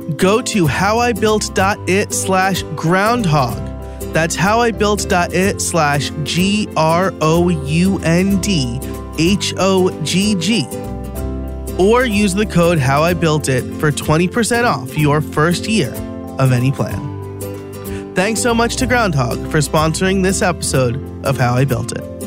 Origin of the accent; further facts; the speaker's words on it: New York, United States; moved away as an adult; now in outside Philadelphia, United States; I am from New York, an hour north of the city, which is not upstate